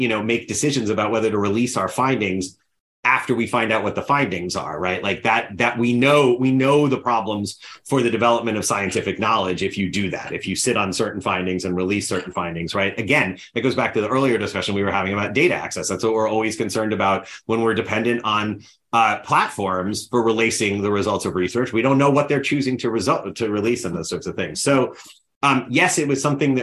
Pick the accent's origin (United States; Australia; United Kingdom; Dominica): United States; As an American citizen